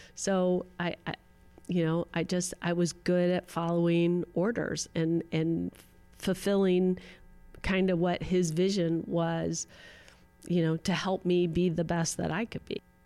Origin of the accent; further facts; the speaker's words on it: Los Angeles, California, United States; I grew up in Pacific Palisades